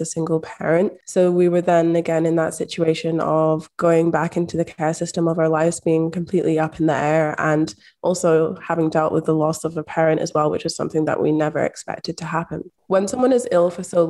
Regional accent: Scotland, United Kingdom; a Black woman growing up in Scotland

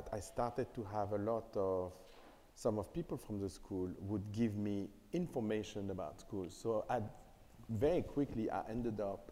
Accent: Paris, Île-de-France, France; I was born and raised in Paris

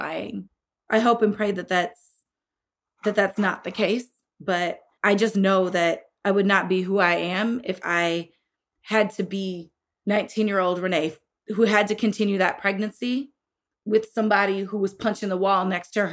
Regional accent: Illinois, United States; my home state of Illinois

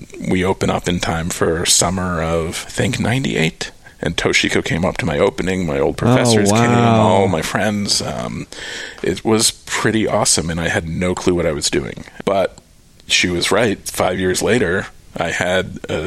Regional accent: New York, United States; moved away as an adult; also born or lived in Cape Cod, Massachusetts; now in Austin, United States; I grew up just outside of New York City

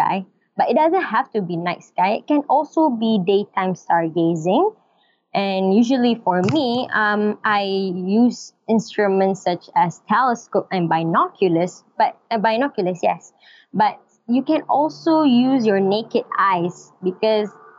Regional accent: Malaysia; I'm from Malaysia, and I'm a teacher, an English

